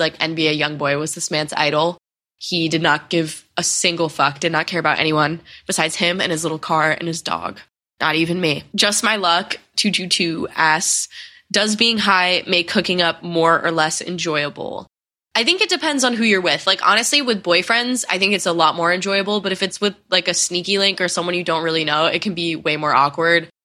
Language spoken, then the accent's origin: English; Connecticut, United States; moved away as an adult; I spent a su-, like a month home in Connecticut, which I haven't done since quarantine. I just, like, made up with a lot of my friends from high school